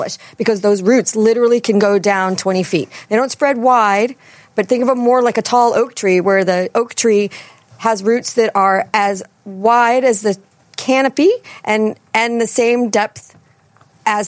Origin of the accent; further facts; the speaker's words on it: East Coast, United States; accent: East Coast; now in Chicago, United States; my East Coast accent